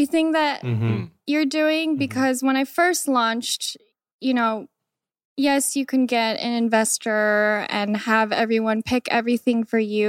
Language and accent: English; Des Moines, Washington, United States; also born or lived in Iowa; I grew up in a very small neighborhood around Seattle called Des Moines